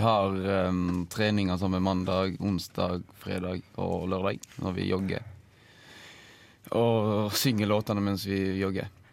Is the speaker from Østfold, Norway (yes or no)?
no; Odda, Vestland, Norway; hjemme i Odda